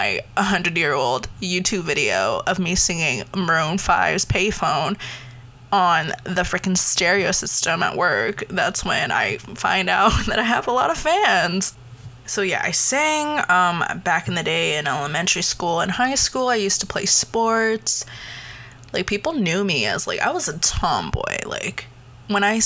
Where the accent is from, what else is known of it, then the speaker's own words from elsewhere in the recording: Canada; also born or lived in Taiwan; I was born there, came here when I was about like 4 or 5